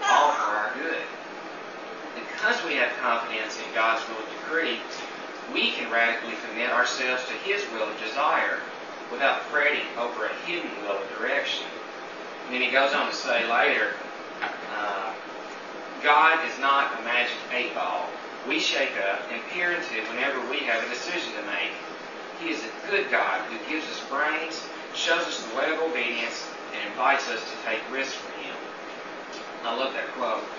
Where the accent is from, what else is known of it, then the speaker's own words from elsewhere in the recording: Tennessee, United States; moved away; I'm from Tennessee